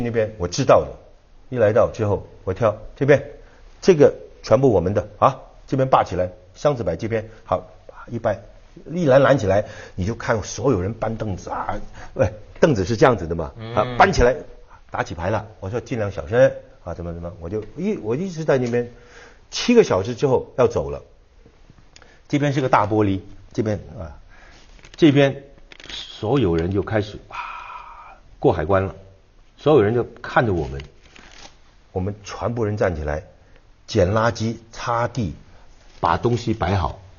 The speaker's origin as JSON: {"language": "Chinese", "country": "China", "said": "我们后来 No No No，We not Japanese，We Chinese。"}